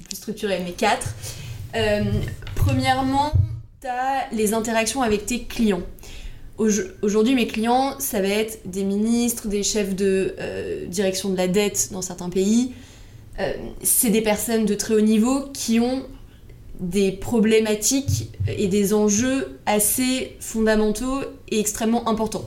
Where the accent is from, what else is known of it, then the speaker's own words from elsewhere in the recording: Paris, Île-de-France, France; je suis née, j'ai grandi à Paris, donc petite bulle parisienne.